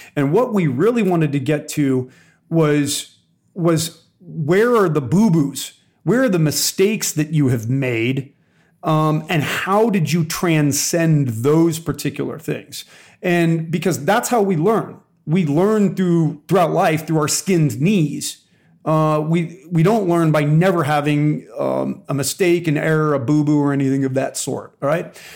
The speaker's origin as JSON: {"language": "English", "region": "Southern California", "country": "United States", "tie": "born or raised there", "said": "I was born and raised in Southern California"}